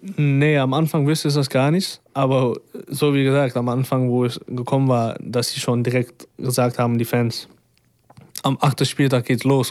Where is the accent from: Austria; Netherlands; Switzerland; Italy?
Netherlands; Amsterdam, North Holland; accent: Dutch; German is a second language; moved away as an adult; now in Braunschweig, Germany; ich bin ja geboren in Amsterdam und ich bin ja auch erwachsen